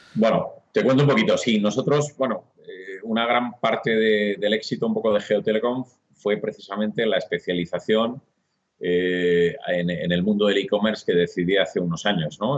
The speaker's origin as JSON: {"language": "Spanish", "town": "Burgos", "region": "Castile and León", "country": "Spain", "said": "soy un tío burgalés, ¿eh? orgulloso de mi, tierra"}